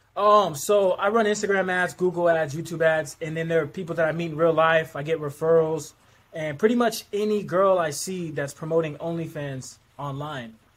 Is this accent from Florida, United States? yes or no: no; Anchorage, Alaska, United States; I'm from Anchorage, Alaska